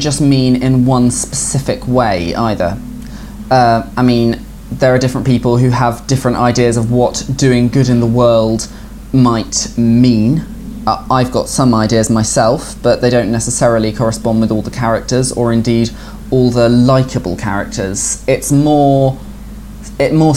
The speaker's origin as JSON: {"language": "English", "town": "Bristol", "region": "South West England", "country": "United Kingdom", "tie": "born or raised there", "also_born_or_lived": "Colchester, Essex", "said": "I grew up in Bristol"}